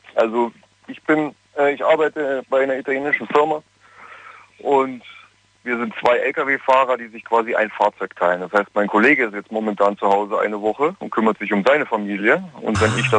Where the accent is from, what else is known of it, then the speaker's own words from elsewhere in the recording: Bayreuth, Bavaria, Germany; ich komme aus Bayreuth, ich bin Kraftfahrer